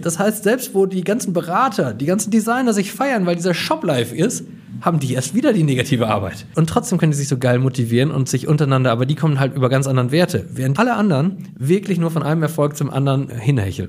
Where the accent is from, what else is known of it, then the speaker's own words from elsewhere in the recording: Coesfeld, North Rhine-Westphalia, Germany; in Coesfeld beraten zu dürfen, in meiner kleinen Heimatstadt, wo ich geboren bin